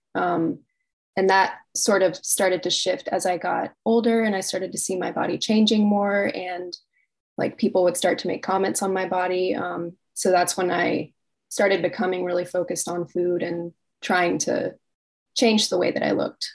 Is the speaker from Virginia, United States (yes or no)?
yes; Virginia Beach, Virginia, United States; I'm from Virginia Beach, Virginia